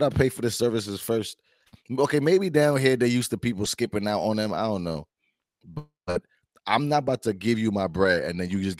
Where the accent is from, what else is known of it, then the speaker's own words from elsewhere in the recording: New York, United States; moved away; I'm from New York, bro.